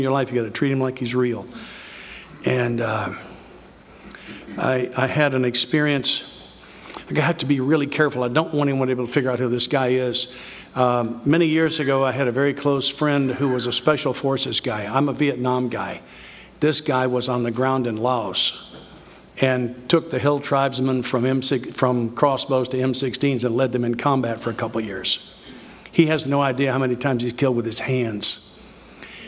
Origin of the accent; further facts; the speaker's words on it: the South, United States; I'm from the South